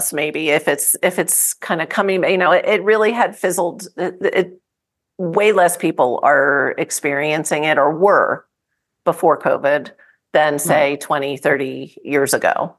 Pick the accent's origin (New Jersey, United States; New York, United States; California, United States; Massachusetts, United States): New Jersey, United States; I grew up in New Jersey.